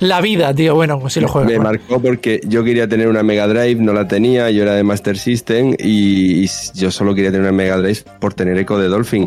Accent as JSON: {"language": "Spanish", "town": "Murcia", "region": "Region of Murcia", "country": "Spain", "said": "Soy de Murcia"}